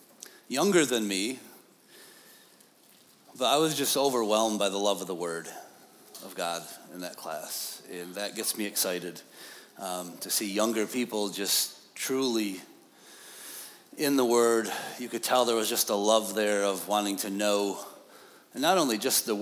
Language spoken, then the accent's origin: English; upstate New York, United States; also born or lived in Pine Grove; We are from New York, upstate.